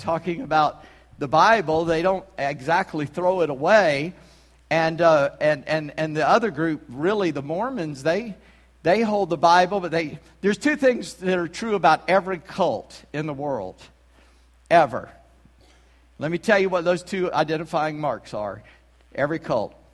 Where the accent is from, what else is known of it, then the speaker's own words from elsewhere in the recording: South Carolina, United States; accent: southern; I'm from South Carolina